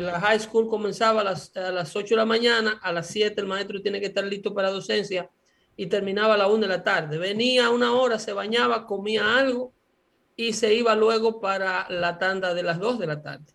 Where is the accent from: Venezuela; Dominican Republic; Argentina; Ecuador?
Dominican Republic; Sabana de la Mar, Hato Mayor; el liceo nocturno de mi pueblo